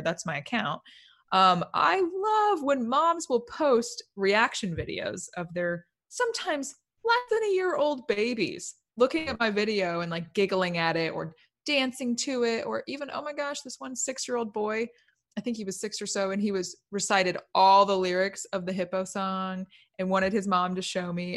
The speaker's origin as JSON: {"language": "English", "region": "Indiana", "country": "United States", "moved": "as an adult", "lives_now": "Nashville, United States", "said": "I'm from Indiana, initially a Hoosier"}